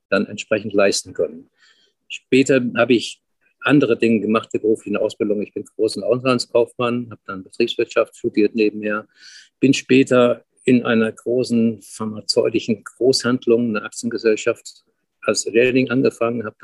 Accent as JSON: {"language": "German", "town": "Frankfurt am Main", "region": "Hesse", "country": "Germany", "tie": "born or raised there", "said": "Ich habe früher im Alter von 10, 12 in Frankfurt am Main, wo ich geboren bin, Zeitungen verkauft."}